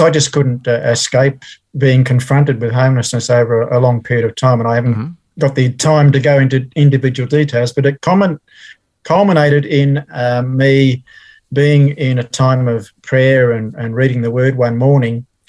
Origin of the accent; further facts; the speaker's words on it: Melbourne, Victoria, Australia; also born or lived in England; born and raised in Melbourne. Mm-hmm. Um, so I've always been a Melbourne person